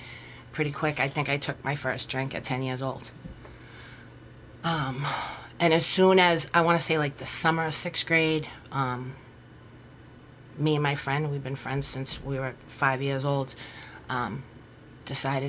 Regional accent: Waltham, Massachusetts, United States; I grew up, I come from Waltham, and there's alcoholism in my family.

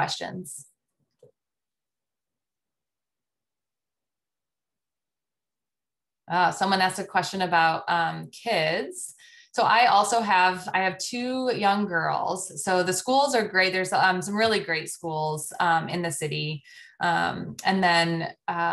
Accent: Colorado, United States; also born or lived in Washington, D.C. / Arizona / Chicago; now in Cincinnati, United States; I grew up in Colorado

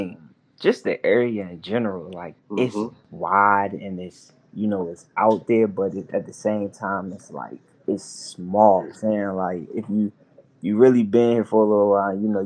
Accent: Newport News, Virginia, United States; I'm from Newport News, Virginia, hometown

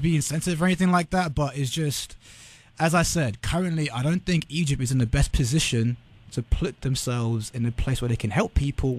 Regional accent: United Kingdom; accent: British; Like, for example, in English, where I've got my British accent, you've got your American accent.

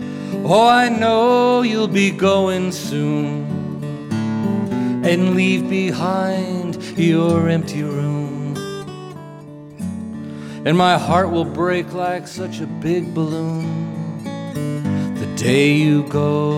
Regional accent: Lexington, Kentucky, United States; welcome everybody to the beautiful and the historic Lyric Theater in our hometown of Lexington, Kentucky.

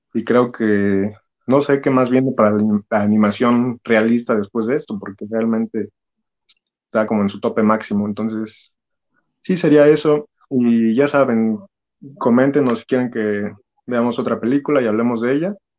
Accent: Mexico; yo como, como chilango diagonal mexiquense

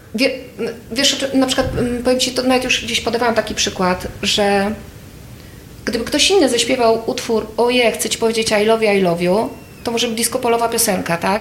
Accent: Krasnystaw, Lublin Voivodeship, Poland; ja pochodzę z Krasnego Stawu

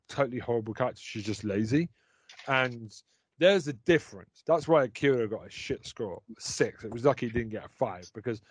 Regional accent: England, United Kingdom; when I was growing up in England

